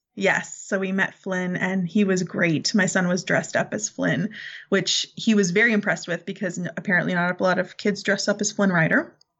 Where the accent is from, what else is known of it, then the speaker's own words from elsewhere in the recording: Canada; I'm Canadian